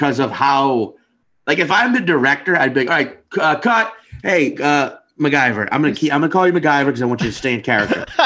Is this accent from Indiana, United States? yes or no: no; Louisiana, United States; I grew up in Louisiana